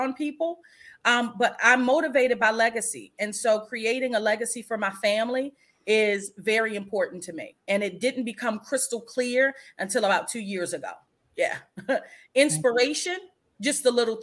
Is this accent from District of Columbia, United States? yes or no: yes; Washington, District of Columbia, United States; I grew up in Washington, D.C.